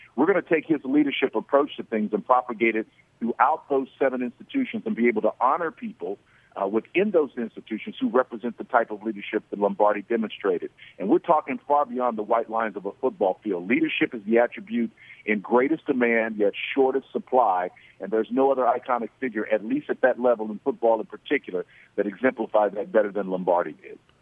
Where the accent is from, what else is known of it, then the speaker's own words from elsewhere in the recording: Oklahoma, United States; I'm from Oklahoma, and we're known as Sooners in Oklahoma.